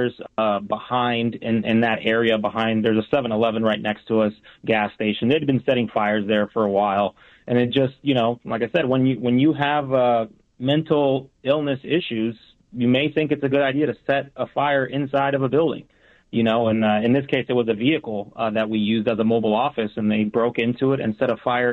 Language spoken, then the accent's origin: English; Las Vegas, Nevada, United States; also born or lived in Puerto Rico; I grew up in Vegas my whole life, moved down here from Puerto Rico when I was six